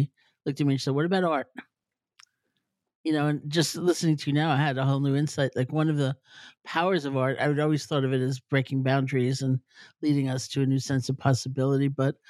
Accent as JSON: {"language": "English", "town": "New York City", "region": "New York", "country": "United States", "tie": "born or raised there", "said": "Well, I grew up in New York City, so a tree is kind of an exotic thing."}